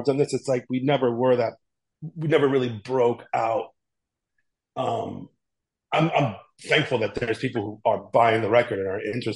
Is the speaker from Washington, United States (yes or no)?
no; New York City, New York, United States; I grew up in the South Bronx with Frank